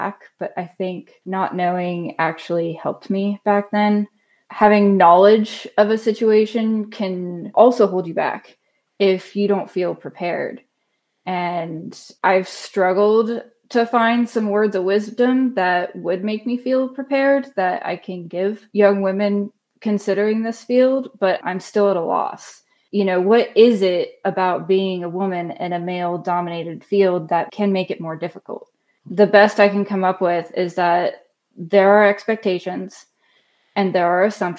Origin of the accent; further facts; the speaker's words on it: Crystal Beach, Florida, United States; moved away as an adult; now in Atlanta, United States; I'm originally from Crystal Beach, Florida. That's around the Tampa Bay area